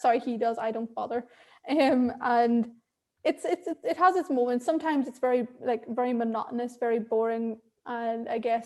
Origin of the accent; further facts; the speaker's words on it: Ireland; accent: Irish; also born or lived in Sri Lanka; now in London, United Kingdom; I was adopted at 3 weeks old and raised in Ireland, so I have this lovely thick accent